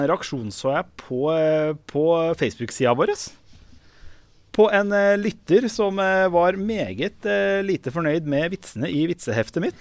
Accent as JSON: {"language": "Norwegian", "region": "Østfold", "country": "Norway", "said": "Jeg kommer jo fra Østfold."}